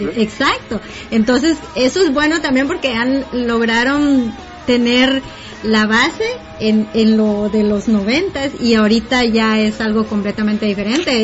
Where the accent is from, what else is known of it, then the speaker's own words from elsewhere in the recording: Guatemala; la música con la que yo crecí en Guate